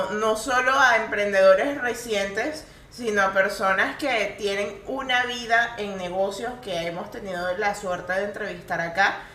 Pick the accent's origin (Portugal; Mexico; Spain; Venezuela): Venezuela; No, no. Yo soy venezolana.